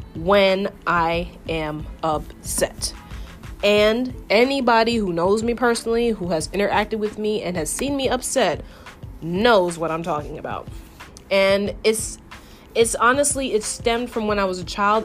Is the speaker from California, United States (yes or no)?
no; New York, United States; I'm born and raised in New York